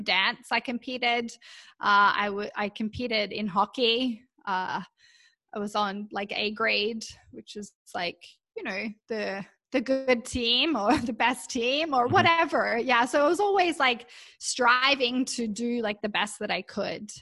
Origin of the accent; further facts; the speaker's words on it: Canberra, Australian Capital Territory, Australia; moved away as an adult; now in Vancouver, Canada; I was born in Canberra in Australia. And my primary school even had their own gymnasium there.